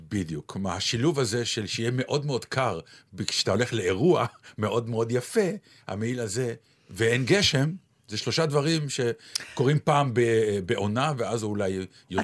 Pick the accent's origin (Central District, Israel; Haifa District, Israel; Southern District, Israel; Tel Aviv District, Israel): Tel Aviv District, Israel; Ramat Gan; ספר יבנה, שהוא היה באזור רמת יצחק ברמת גן